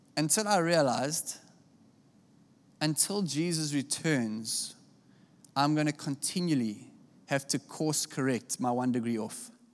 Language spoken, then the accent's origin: English; South Africa; I come from South Africa